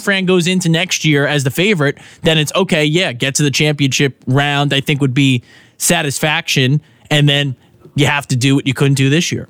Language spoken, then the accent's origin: English; New York, United States; moved away; growing up in New York